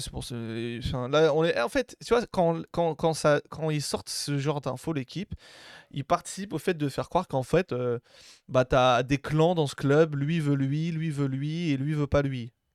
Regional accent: Algeria; also born or lived in Marseille; je suis algérien

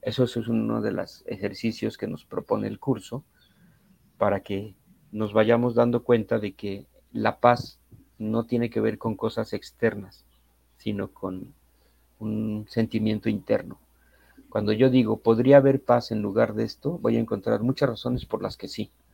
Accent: Mexico City, Mexico; Yo soy de la Ciudad de México

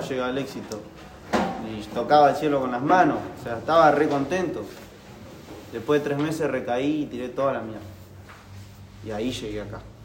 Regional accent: Carlos Casares, Buenos Aires Province, Argentina; abrí una mini empresa que era un delivery online de golosinas en mi pueblo, en Carlos Casares

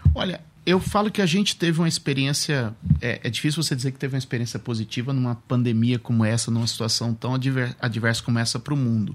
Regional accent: Suzano, São Paulo, Brazil; Sou de Suzano, sou nascido, sou terceira geração de Suzanense

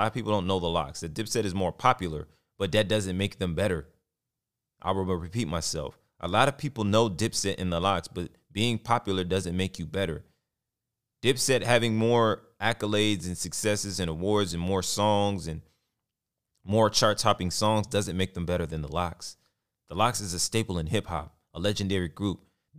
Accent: Texas, United States; I don't sound like I come from Texas. I hear that all the time.

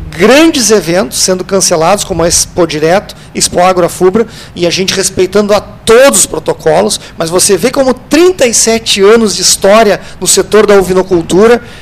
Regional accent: Pinheiro Machado, Rio Grande do Sul, Brazil; also born or lived in Brasília; eu que já morei em Brasília, a gente viveu esse mundo inteiro, você quer dizer da onde você é, é a terra da ovelha que é Pinheiro Machado. Então a gente mantém essa marca muito forte

